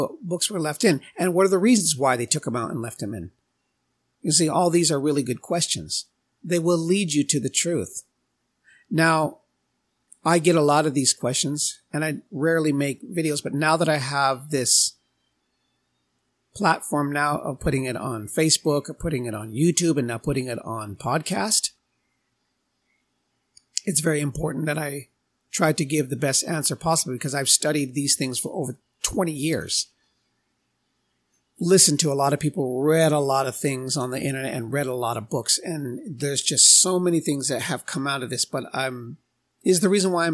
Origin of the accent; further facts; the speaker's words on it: United States; I'm Native American